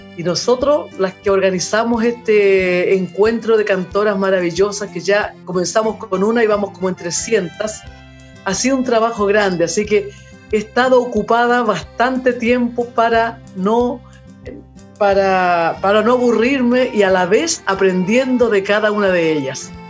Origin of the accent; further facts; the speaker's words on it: Constitución, Maule, Chile; yo soy de Constitución de la séptima región del Maule, eh, estudiaba en el Colegio Santa Rosa y las monjitas me hacían cantar desde que tenía cinco años yo